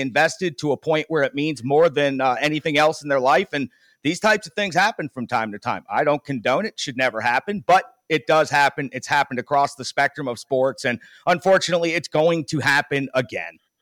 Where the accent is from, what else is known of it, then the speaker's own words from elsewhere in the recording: New Jersey, United States; I'm from Jersey